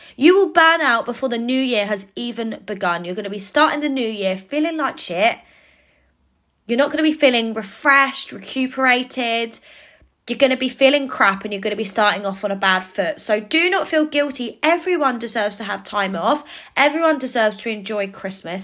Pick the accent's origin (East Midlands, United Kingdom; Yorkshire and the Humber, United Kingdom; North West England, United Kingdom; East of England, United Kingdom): East of England, United Kingdom; Cambridge; in Cambridge, which is my hometown